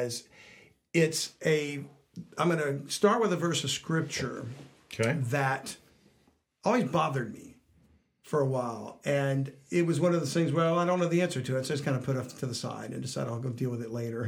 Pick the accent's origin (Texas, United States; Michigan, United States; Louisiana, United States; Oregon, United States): Louisiana, United States; South; we're down from South Louisiana